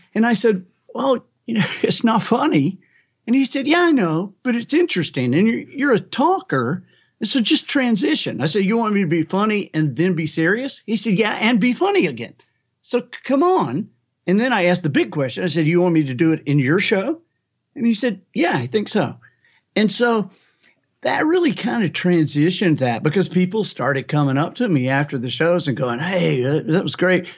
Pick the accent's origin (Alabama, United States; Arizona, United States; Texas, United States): Alabama, United States; I am from Alabama